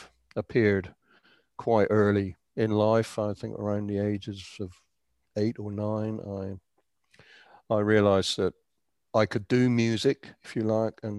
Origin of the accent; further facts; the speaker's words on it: Andover, South East England, United Kingdom; now in Canada; I was born and raised in Andover in Hampshire